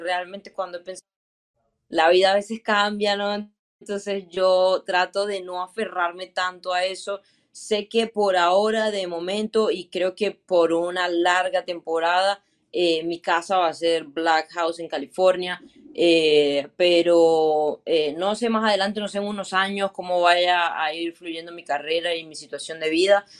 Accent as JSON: {"language": "Spanish", "country": "Venezuela", "said": "como venezolana, creo que como latina me siento eh, bastante orgullosa"}